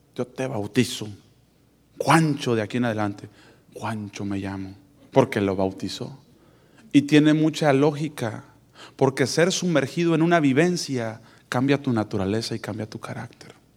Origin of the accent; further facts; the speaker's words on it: Mexico; moved away; yo vengo de México